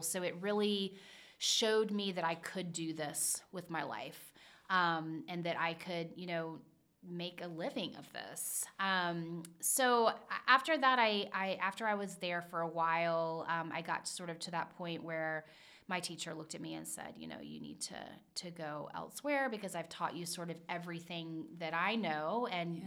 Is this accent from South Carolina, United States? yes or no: yes; Charleston, South Carolina, United States; now in Cincinnati, United States; I grew up in Charleston, South Carolina